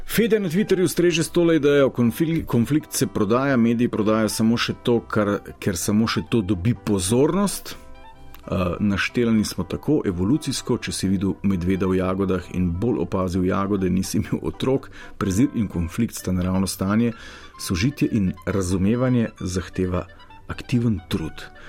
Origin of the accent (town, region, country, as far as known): Slovenia